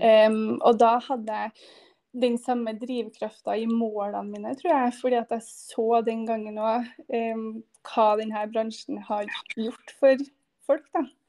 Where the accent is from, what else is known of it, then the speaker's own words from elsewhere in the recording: Trondheim, Trøndelag, Norway; fra Trondheim, med jente på fire år her